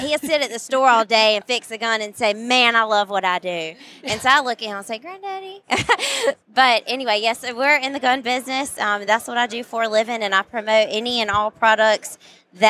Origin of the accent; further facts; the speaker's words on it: North Carolina, United States; I'm from North Carolina